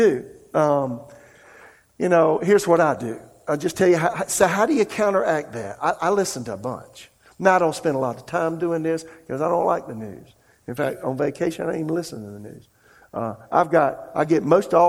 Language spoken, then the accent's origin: English; South Carolina, United States; now in Raleigh, United States; I'm from South Carolina.